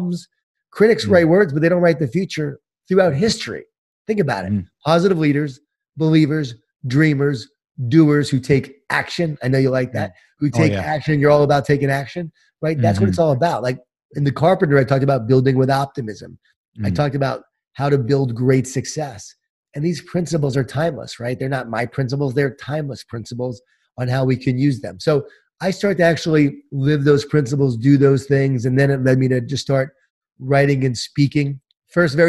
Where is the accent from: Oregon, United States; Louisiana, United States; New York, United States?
New York, United States; Long Island; born or raised there